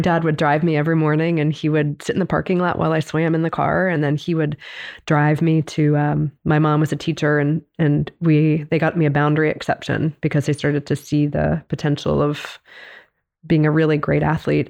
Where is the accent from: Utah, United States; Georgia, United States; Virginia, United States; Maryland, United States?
Maryland, United States; Baltimore; I grew up in Baltimore